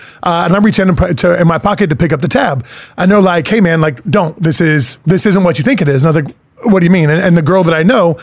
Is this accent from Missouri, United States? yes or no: no; Illinois, United States; now in Indiana, United States; I live in Indiana. I grew up in Illinois.